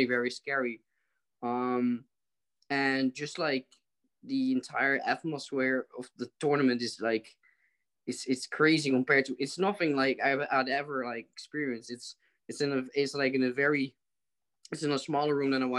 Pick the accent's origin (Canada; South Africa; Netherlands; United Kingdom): Netherlands; from the Netherlands in Europe